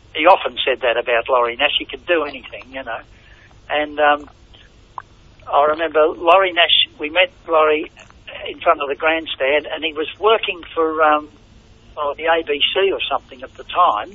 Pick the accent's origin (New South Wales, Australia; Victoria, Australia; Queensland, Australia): Victoria, Australia; Melbourne; I was born in Richmond, uh, oh, and right. you know the first 30 years of my life was there